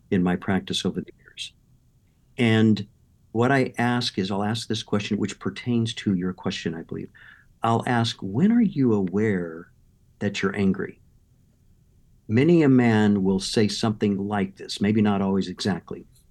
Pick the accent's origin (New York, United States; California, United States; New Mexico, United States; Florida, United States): California, United States; Southern; also born or lived in Midwest; I grew up in Southern California